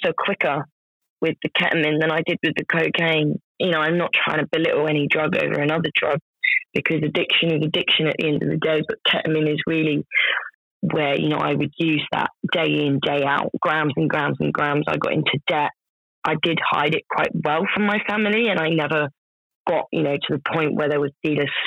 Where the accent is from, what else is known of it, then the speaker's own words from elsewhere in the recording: United Kingdom; it's a part of being British